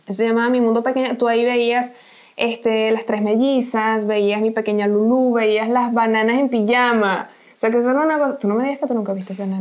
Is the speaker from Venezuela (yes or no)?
yes; Venezuela; moved away